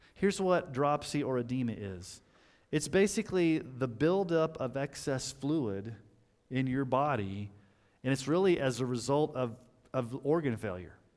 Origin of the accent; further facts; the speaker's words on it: United States; us Americans